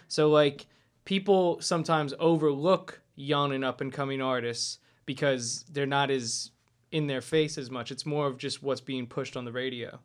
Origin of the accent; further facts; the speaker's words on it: Lehigh Valley, Pennsylvania, United States; I'm from the Lehigh Valley originally